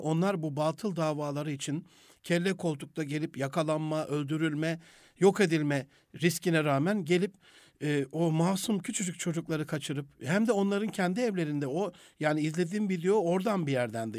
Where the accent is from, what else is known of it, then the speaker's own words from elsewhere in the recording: Gaziantep, Turkey; ben Rize Göçmeni bir ailenin Antepli bir evladıyım.